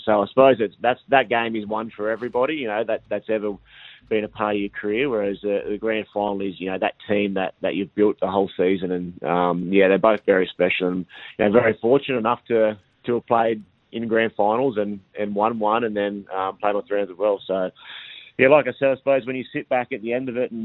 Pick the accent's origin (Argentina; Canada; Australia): Australia; near Coffs Harbour, New South Wales; I grew up in Hadheb, which is about an hour south of Coffs Harbour